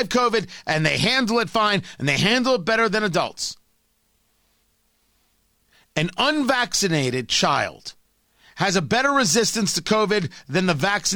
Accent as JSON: {"language": "English", "country": "United States", "said": "I'm an American. We should be perfectly clear. America's my country"}